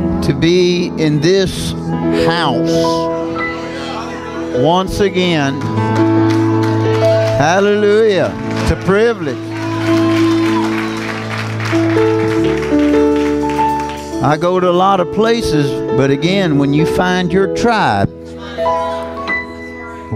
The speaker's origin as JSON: {"language": "English", "region": "Kentucky", "country": "United States", "said": "I'm from Kentucky"}